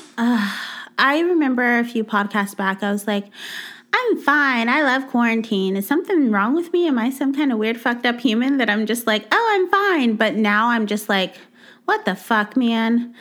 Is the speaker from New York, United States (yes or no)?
no; Texas, United States; moved away; I'm from Texas. Our beaches are mud water